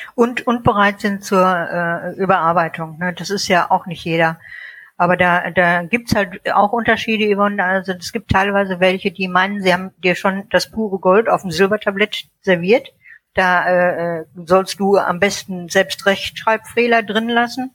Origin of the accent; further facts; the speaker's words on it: North Rhine-Westphalia, Germany; moved away; also born or lived in Munich; in München geboren, in NRW aufgewachsen und lebe inzwischen äh, in der deutschen Toskana